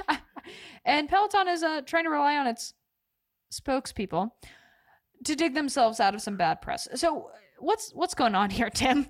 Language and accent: English; Oregon, United States; I grew up in Oregon